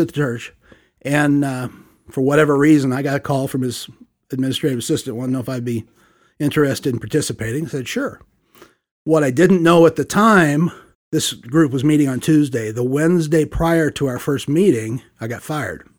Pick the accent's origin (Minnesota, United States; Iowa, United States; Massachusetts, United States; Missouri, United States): Missouri, United States; St. Louis; moved away as an adult; also born or lived in Tallahassee, Florida; born and raised in the Midwest. Uh, we attended the United Church of Christ, uh, for, well, till we moved away from Saint Louis. So thirty-three years